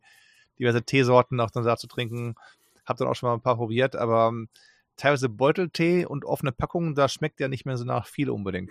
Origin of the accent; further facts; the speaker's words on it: Germany; wir kennen als Deutsche die Aussprache sofort mit der Muttermilch